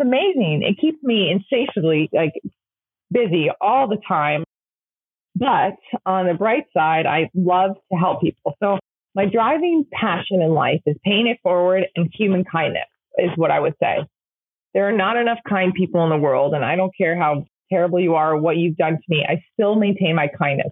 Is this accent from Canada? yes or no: no; England, United Kingdom; now in United States; growing up in England